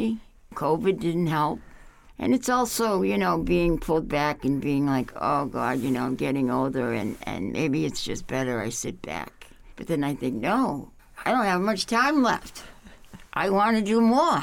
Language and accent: English; Boston, Massachusetts, United States; now in Upper Valley, United States; I grew up in Boston, and we left Boston and moved out to the outskirts of, like, you know, small towns.